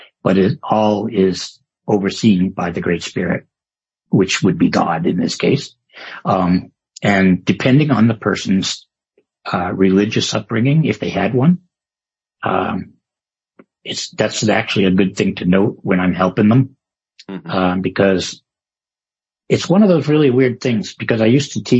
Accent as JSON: {"language": "English", "region": "Maine", "country": "United States", "tie": "born or raised there", "moved": "yes", "lives_now": "California, United States", "said": "I grew up in the Methodist church, as a kid in the woods of Maine."}